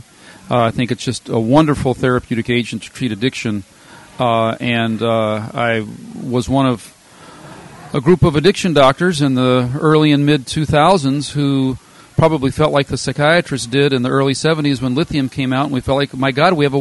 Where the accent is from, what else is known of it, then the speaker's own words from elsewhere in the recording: Louisiana, United States; moved away as an adult; also born or lived in Minnesota; now in Wisconsin, United States; I'm a Louisiana native